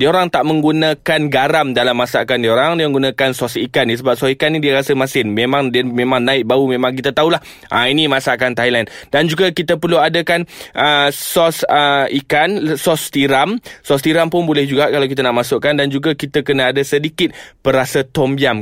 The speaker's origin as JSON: {"language": "Malay", "region": "Kedah", "country": "Malaysia", "said": "Saya ni orang Kedah"}